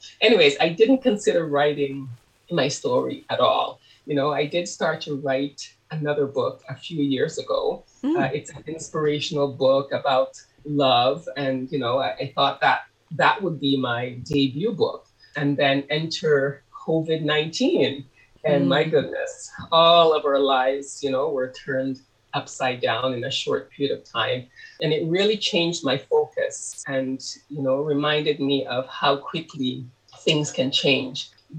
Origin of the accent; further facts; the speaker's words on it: Canada; also born or lived in Harris's, Montserrat; And I also included my experiences growing up in Canada once I immigrated there.